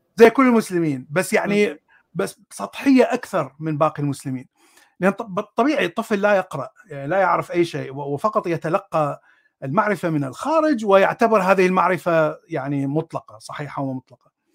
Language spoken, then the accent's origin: Arabic; Baghdad, Baghdad Governorate, Iraq; أنا من العراق، ولدت في بغداد، من، آه، عائلة سنية أصلها من الموصل